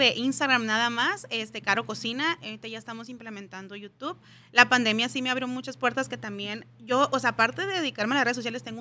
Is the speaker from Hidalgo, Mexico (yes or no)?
no; Mexicali, Baja California, Mexico